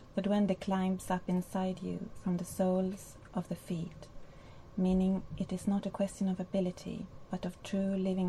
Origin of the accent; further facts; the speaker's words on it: Spain; because I don't look very Spanish and nobody ever thought I came from Spain.